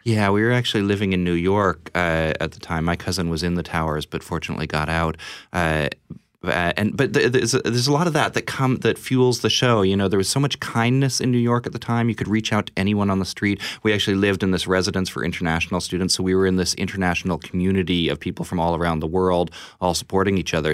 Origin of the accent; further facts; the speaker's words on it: Saskatchewan, Canada; moved away; I'm, I'm from Saskatchewan originally